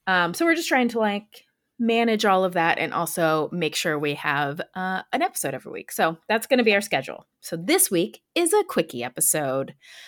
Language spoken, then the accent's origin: English; South Carolina, United States; born there; also born or lived in Alabama; now in Georgia, United States; I have lived now in Georgia for 3 years. I was born in South Carolina. I lived in Alabama when I was growing up a little bit.